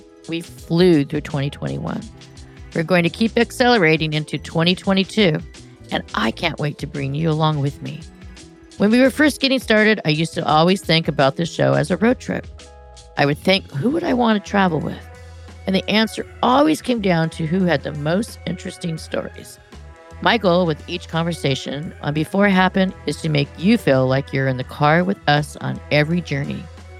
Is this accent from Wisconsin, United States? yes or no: no; California, United States; I'm a Californian